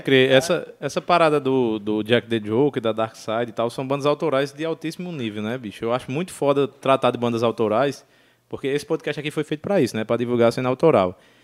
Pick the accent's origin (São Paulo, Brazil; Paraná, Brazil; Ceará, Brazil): Ceará, Brazil; Juazeiro do Norte; moved away; also born or lived in Breves; eu nasci em Juazeiro, bicho, e eu tenho uma sensação de pertencimento enorme ali àquela cena